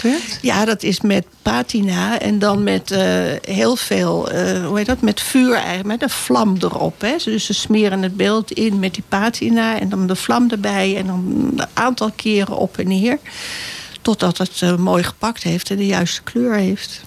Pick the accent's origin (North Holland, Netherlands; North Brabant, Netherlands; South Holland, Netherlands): North Holland, Netherlands; Bussum; moved away as an adult; also born or lived in Naarden / Amsterdam; Bussum hebben we gewoond. Daar heb ik zelf gewoond tot mijn achttiende